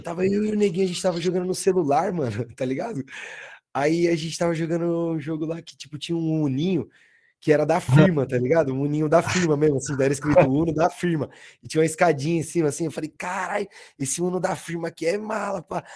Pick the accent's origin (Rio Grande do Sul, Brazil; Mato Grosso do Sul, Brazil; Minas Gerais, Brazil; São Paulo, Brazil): São Paulo, Brazil; Osasco; now in Osasco, Brazil; eu nasci ali, mano, tá ligado? Tipo, tem o, onde perto do céu ali, onde tem um, um pico de skate